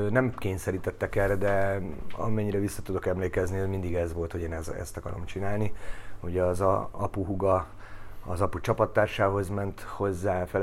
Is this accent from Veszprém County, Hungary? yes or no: no; towards Vác, Pest, Hungary; also born or lived in Budapest / Székesfehérvár; Pesten születtem, és három éves korunkra lett kész a családi ház.